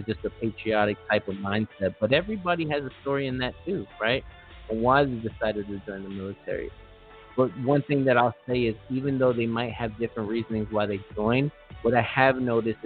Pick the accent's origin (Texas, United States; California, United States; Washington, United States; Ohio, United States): California, United States; Los Angeles; I am from Los Angeles